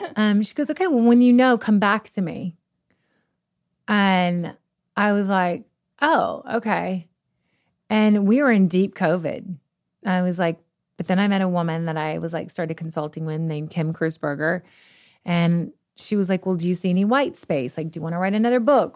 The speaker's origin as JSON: {"language": "English", "region": "Kentucky", "country": "United States", "moved": "yes", "said": "we're from the middle of nowhere. We're from Kentucky"}